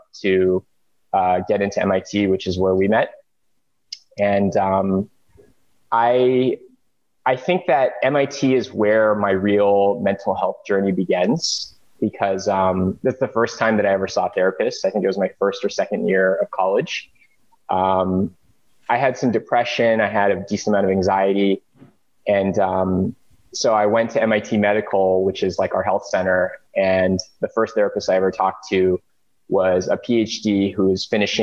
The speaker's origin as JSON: {"language": "English", "area": "suburbs of Los Angeles", "region": "California", "country": "United States", "tie": "born or raised there", "said": "I grew up in the suburbs of LA in a Korean immigrant family"}